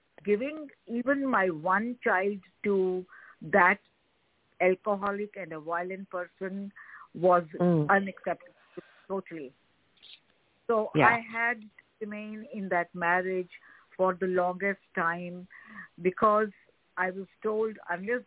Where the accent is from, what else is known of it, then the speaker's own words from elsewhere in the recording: New Delhi, Delhi, India; moved away as an adult; now in Chicago, United States; So I was born in New Delhi, and I grew up in a enlightened family